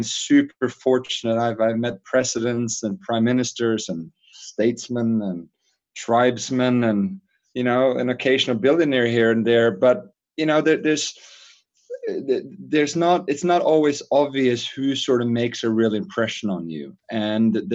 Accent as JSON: {"language": "English", "country": "Norway", "tie": "born or raised there", "moved": "as an adult", "said": "So I grew up in Norway and left Norway when I was 18."}